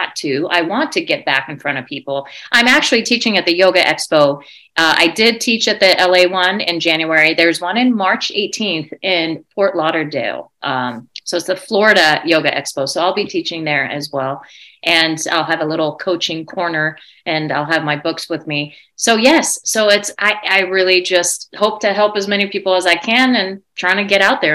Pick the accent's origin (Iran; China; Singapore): Iran; born there; I was born in Iran and didn't know what that even meant.